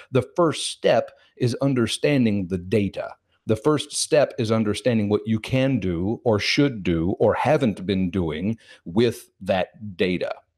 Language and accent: English; Kansas City, Missouri, United States; I was born and raised in Kansas City, Missouri